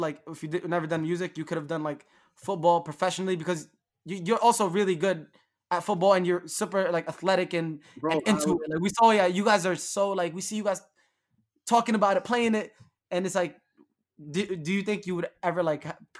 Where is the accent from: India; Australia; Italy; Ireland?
Ireland; I'm from Ireland.